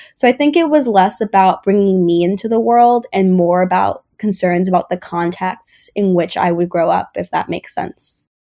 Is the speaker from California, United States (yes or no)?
no; Westchester, New York, United States; also born or lived in Bronx, New York; moving to Westchester and moving to a majority white school district with good opportunities